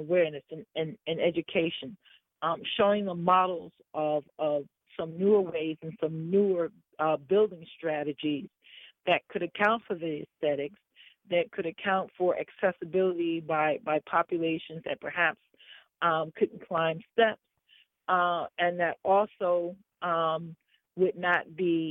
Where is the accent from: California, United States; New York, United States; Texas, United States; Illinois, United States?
New York, United States; New York City; I'm from New York. I'm from Harlem. I've lived in urban America all my life